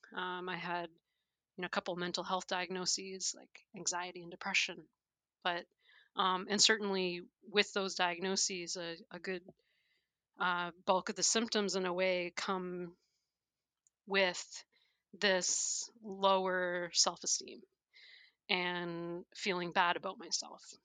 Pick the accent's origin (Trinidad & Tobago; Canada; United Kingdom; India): Canada; moved away; I'm originally from Canada.